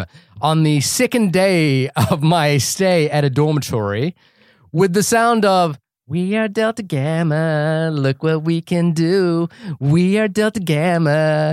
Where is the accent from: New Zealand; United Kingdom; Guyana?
New Zealand; also born or lived in France; It's the New Zealand and France.